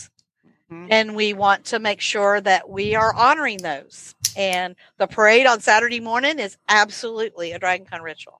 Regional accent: Florida, United States; moved away; I am originally from Florida

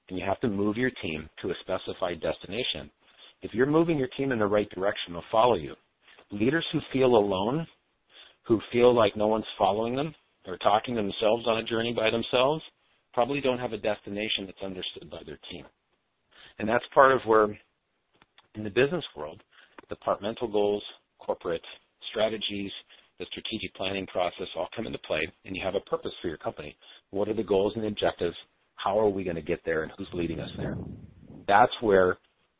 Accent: California, United States; now in Minnesota, United States; I live in Minnesota. I was raised in California.

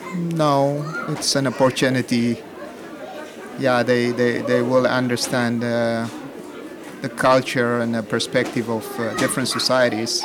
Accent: Ethiopia; first language Amharic; English is a second language; moved away as an adult; now in Netherlands; I was born uh, in, in, Ethiopia.

